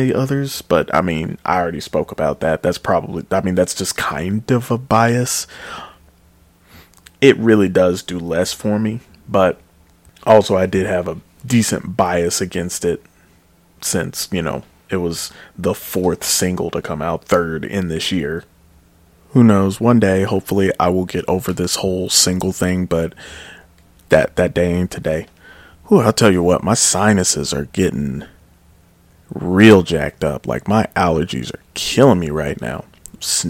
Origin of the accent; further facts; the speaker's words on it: United States; I am just a American swine.